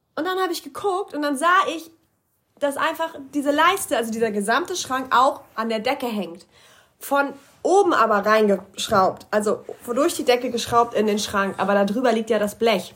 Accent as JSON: {"language": "German", "country": "Germany", "said": "hier bei uns in Deutschland"}